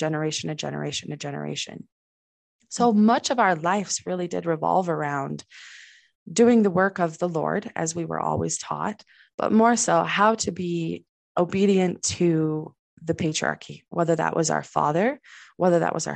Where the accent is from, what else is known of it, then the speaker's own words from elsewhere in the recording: Salt Lake City, Utah, United States; I was raised in the middle of Salt Lake, but we still shut the outside world out